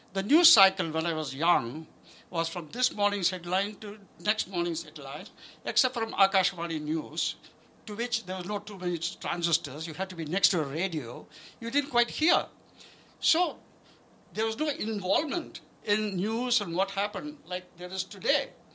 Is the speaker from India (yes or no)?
yes; India; I was born in British India